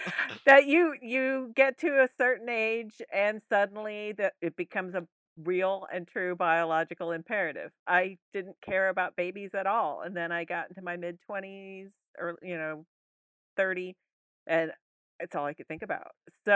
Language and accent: English; Columbus, Mississippi, United States; I grew up in Columbus, Mississippi, which is tiny.